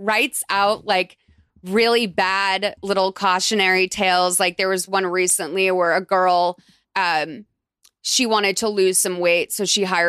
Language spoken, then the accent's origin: English; Lexington, Massachusetts, United States; I grew up in like Lexington, Massachusetts